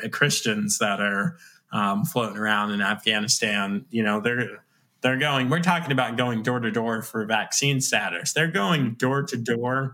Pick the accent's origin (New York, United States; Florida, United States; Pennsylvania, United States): New York, United States; I was born in New York